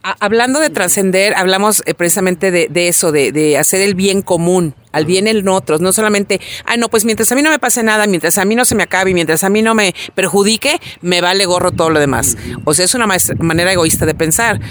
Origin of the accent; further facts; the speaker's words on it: Mexico; así somos los mexicanos